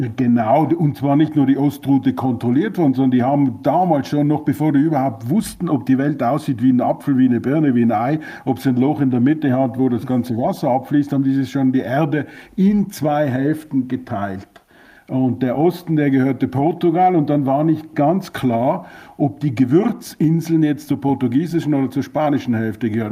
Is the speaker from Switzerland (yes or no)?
no; Austria; für uns als Österreicher